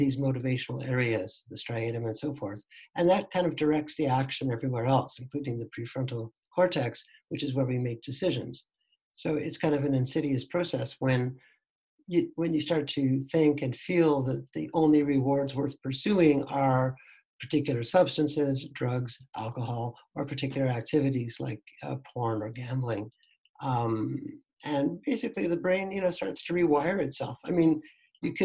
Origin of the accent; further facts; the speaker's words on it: Canada; moved away as an adult; also born or lived in Toronto; now in Netherlands; I'm actually a Canadian, but I've been living here with my family for almost 10 years.